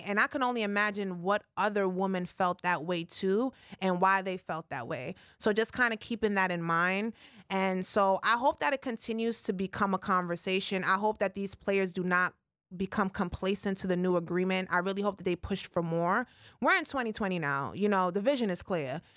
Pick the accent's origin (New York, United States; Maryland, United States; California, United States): New York, United States; New York City; I'm from the Bronx, born and raised uptown.